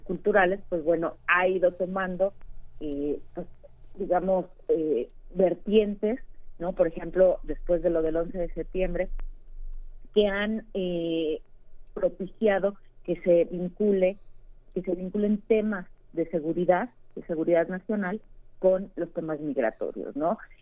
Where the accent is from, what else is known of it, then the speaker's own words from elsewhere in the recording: Mexico; como mexicanos que pues, tenemos algún amigo, algún familiar, algún conocido que vive en Estados Unidos